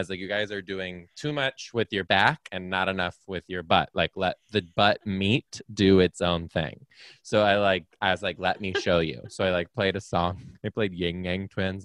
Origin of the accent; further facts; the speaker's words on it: Detroit, Michigan, United States; I'm from Detroit